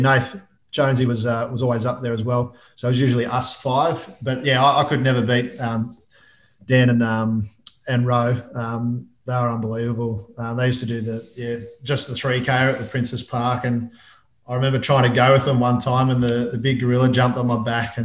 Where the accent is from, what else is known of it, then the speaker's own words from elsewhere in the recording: Albury, New South Wales, Australia; now in Melbourne, Australia; Albury, which is my hometown.